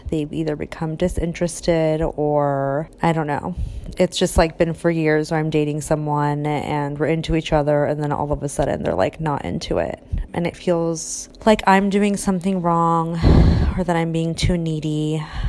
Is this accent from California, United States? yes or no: yes; Orange, California, United States; I was born in Orange, California